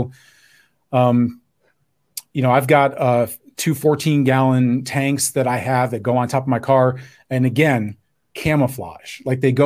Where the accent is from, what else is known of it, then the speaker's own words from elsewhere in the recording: New York, United States; I'm from New York